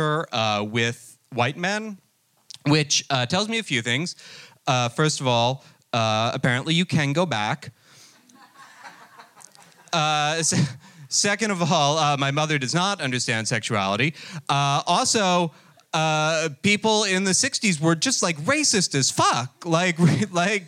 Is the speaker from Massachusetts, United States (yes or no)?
no; New Jersey, United States; I'm actually from New Jersey